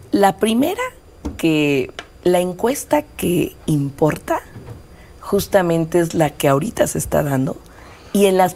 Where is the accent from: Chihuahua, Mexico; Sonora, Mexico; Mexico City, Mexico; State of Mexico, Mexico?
Mexico City, Mexico; also born or lived in Iztapalapa; yo, yo nací en el Poniente, nací En, la, en, la, colonia Nativitas.